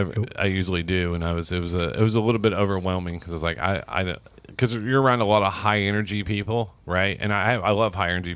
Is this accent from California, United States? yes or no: no; Seymour, Indiana, United States; I did a lot growing up. Hell yeah. Because I was from Jackson County.